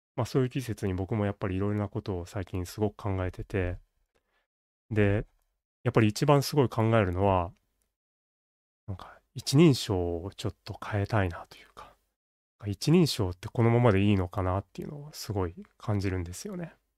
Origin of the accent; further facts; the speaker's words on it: Kansai, Japan; 僕は関西人